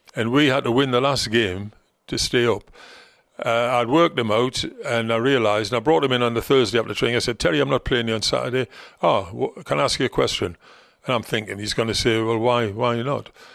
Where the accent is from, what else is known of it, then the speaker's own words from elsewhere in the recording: Gateshead, North East England, United Kingdom; accent: Geordie; moved away; Gateshead, my hometown team